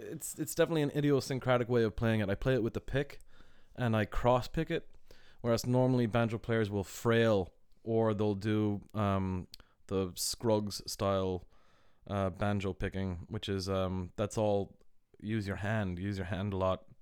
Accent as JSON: {"language": "English", "country": "Ireland", "said": "I was like, \"Yeah, I'm from Ireland,\" and we like just became close friends."}